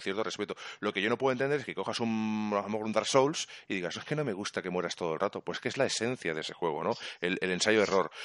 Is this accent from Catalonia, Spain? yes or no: yes; Catalonia, Spain; Yo soy catalán